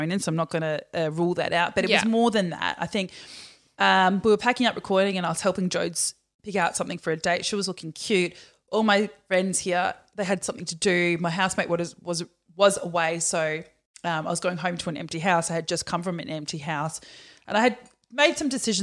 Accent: Perth, Western Australia, Australia; I'm from Perth

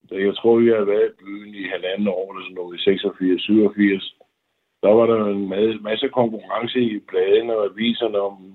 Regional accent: Denmark; moved away as an adult; also born or lived in Hollywood; som dansker

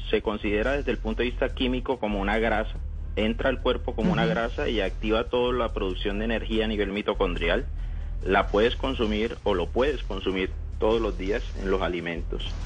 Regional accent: Cartagena, Bolívar, Colombia; moved away as an adult; also born or lived in Barranquilla; now in Cali, Colombia; Yo estoy en Cali. Yo soy cartagenero.

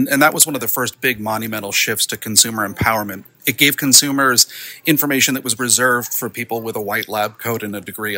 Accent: New York, United States; I'm from New York

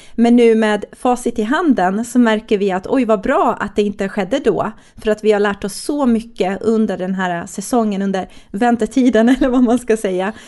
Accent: Stockholm, Stockholm County, Sweden; moved away as an adult; also born or lived in Katrineholm; jag är ju från Stockholm

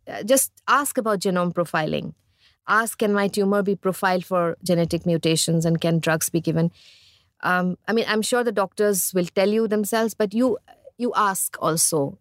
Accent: India; growing up in India

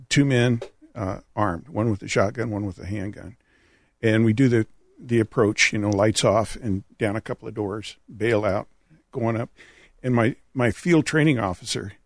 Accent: California, United States; also born or lived in San Jose; I'm from California, California native

